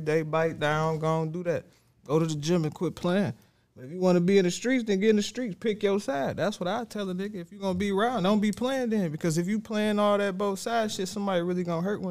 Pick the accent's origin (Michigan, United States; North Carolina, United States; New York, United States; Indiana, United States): Michigan, United States; Ecorse; I was from Ecorse